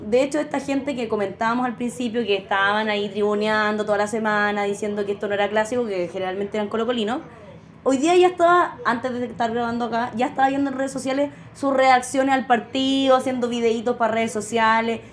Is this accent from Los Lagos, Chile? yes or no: no; Talca, Maule, Chile; somos de Talca